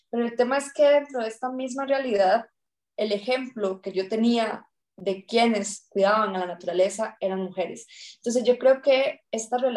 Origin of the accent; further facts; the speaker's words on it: Peñas Blancas, Puntarenas, Costa Rica; Eh, soy de Esparza, entonces crecí en un pueblo que se llama Peñas Blancas de Esparza, es un pueblito rural.